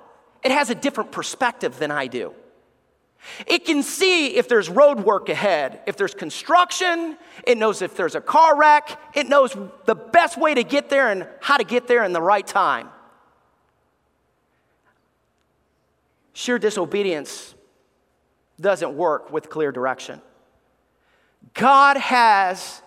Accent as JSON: {"language": "English", "region": "Alabama", "country": "United States", "tie": "born or raised there", "moved": "yes", "said": "I love Alabama. I love growing up in the South. I miss the South"}